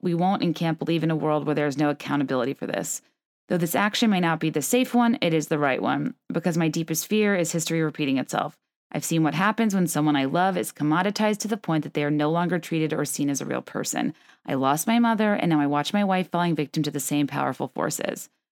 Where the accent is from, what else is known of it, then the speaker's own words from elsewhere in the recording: the South, United States; I grew up in the South